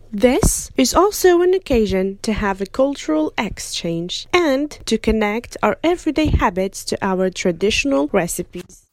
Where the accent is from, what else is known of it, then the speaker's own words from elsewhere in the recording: France; us French students